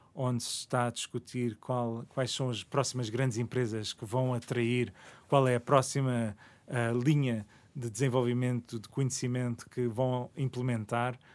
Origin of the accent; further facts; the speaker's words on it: Parede, Lisbon, Portugal; also born or lived in Toronto, Canada; quando viemos do Canadá, acabamos por nos fixar na parede. Uh, os meus pais decidiram isso e eu cresci naquela zona